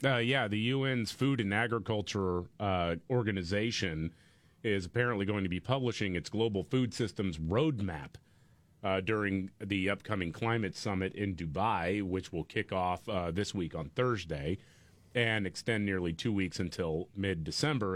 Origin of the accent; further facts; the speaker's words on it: Houston, Texas, United States; my hometown of Houston